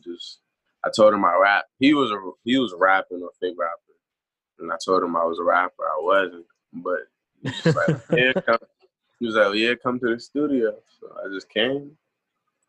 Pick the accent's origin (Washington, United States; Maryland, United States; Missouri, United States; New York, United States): Maryland, United States; Prince George's County; I'm from Maryland